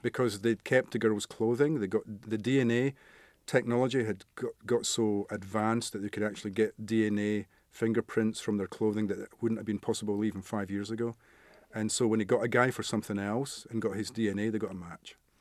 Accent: Scotland, United Kingdom; where I grew up in Scotland, it was a little mining village, coal mining

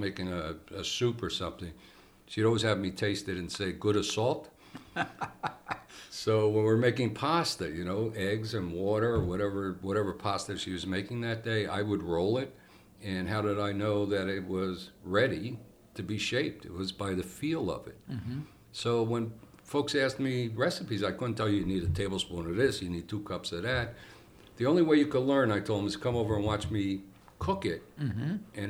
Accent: Bloomfield, New Jersey, United States; I grew up in Bloomfield. Mm-hmm. Luckily, the front of the house was in Bloomfield. The back of the house was in the North Ward of Newark.

